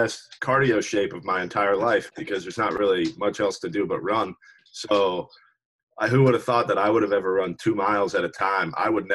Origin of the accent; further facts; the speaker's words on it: Richmond, Virginia, United States; also born or lived in Norfolk, Virginia; So I'm from Richmond, Virginia, like you said. I went to James River High School in Richmond